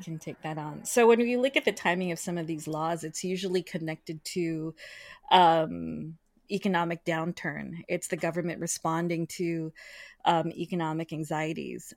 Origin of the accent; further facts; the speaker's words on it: United States; my siblings and I were born in the United States.